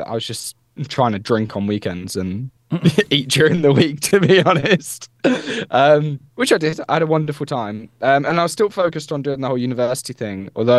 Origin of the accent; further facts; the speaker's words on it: Peterborough, East of England, United Kingdom; he's from Peterborough, I'm from Peterborough